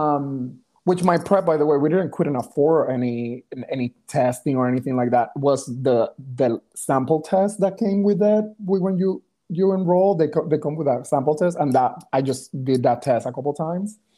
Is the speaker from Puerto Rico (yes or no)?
yes; Ponce, Puerto Rico; English is a second language; moved away as an adult; also born or lived in Texas; I was born in Ponce, Puerto Rico.